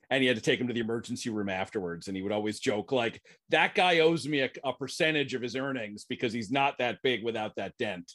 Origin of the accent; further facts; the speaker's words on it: New Jersey, United States; I grew up in New Jersey. I grew up one town over from David Chase, a few decades apart.